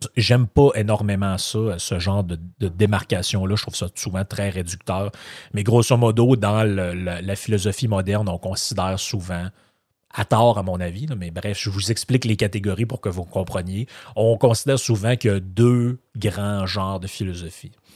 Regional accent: Quebec, Canada; je suis né au Québec, ma famille est ici

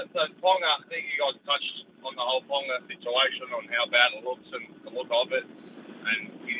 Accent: Sydney, New South Wales, Australia; now in Newcastle, Australia; I live in Newcastle. I follow the Roosters. I'm from Sydney

